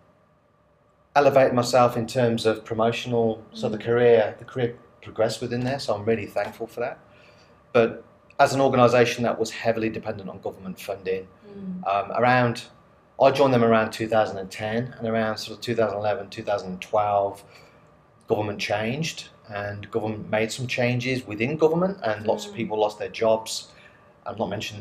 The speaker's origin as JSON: {"language": "English", "town": "Coventry", "region": "West Midlands", "country": "United Kingdom", "also_born_or_lived": "Queensland, Australia", "moved": "as an adult", "lives_now": "Australia", "said": "originally from the UK, a place called Coventry in central England"}